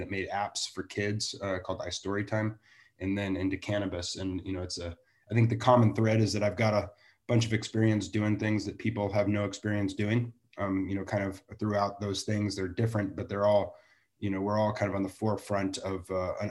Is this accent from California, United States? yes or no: yes; Santa Barbara, California, United States; I'm from Santa Barbara, so you know, I get to even do it in my own backyard